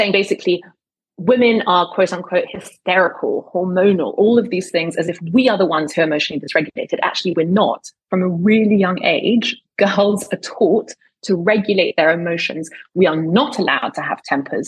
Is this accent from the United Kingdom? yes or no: yes; United Kingdom; accent: British; now in United States; in spite of my British accent